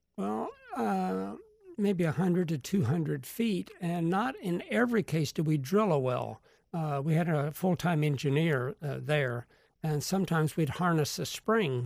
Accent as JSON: {"language": "English", "town": "Sarasota", "region": "Florida", "country": "United States", "said": "I'm from Sarasota"}